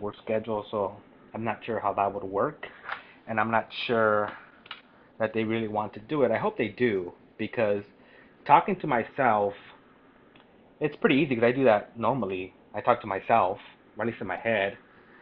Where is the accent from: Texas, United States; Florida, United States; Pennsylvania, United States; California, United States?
California, United States; Parlier; also born or lived in Fresno, California; I was born in Fresno, raised in Parlier